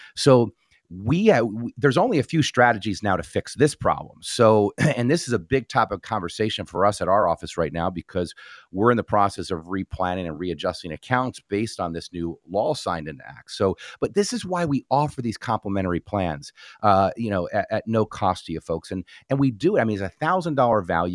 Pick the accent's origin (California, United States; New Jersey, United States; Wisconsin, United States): New Jersey, United States; moved away; was born and raised in New Jersey